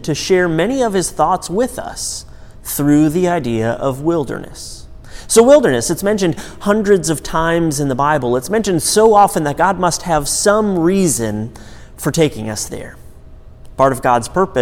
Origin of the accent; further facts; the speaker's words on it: Michigan's Upper Peninsula, United States; I grew up in Michigan's Upper Peninsula in an incredibly rural area.